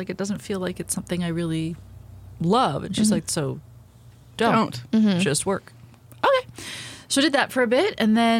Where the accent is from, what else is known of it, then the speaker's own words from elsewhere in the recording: Toronto, Ontario, Canada; I grew up in Toronto.